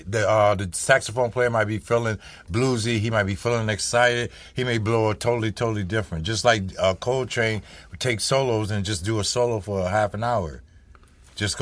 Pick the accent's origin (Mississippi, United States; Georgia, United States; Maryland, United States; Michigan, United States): Mississippi, United States; I was born in Mississippi